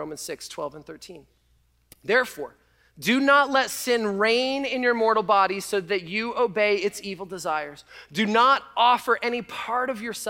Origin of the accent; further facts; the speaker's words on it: Canada; now in United States; as a Canadian